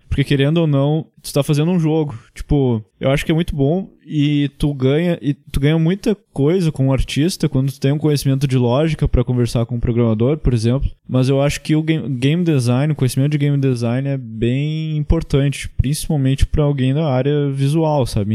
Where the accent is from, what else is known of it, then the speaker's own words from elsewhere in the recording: Gaúcho, Rio Grande do Sul, Brazil; eu sou gaúcho